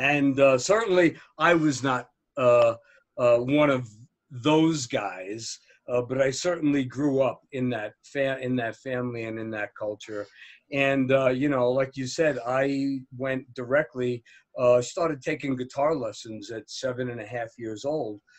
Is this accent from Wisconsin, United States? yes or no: no; New Jersey, United States; I, am from right outside of Manhattan in New Jersey. I grew up uh, seeing the Empire State Building on a daily basis